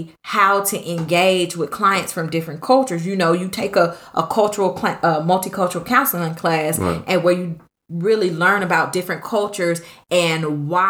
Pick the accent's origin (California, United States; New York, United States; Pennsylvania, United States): California, United States; I'm from California. Originally